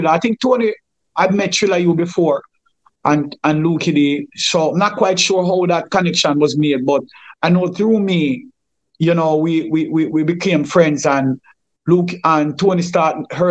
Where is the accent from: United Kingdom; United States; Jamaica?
Jamaica; Kingston; me, Lukey, and Chilla was much closer because we grew up together in Firehouse mm. at King Tubby's and so on and so on.